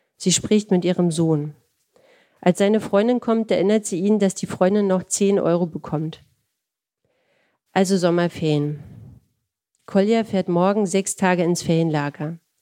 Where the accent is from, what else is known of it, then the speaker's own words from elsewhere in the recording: Berlin, Germany; ich komme aus einer Arbeiterfamilie, aus Berlin-Friedrichshain